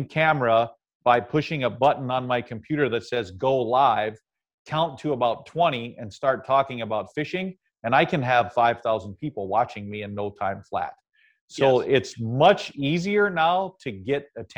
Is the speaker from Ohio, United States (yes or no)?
yes; Ohio, United States; the Cleveland Plain Dealer, which was a big city about 60 miles from where I grew up in Ohio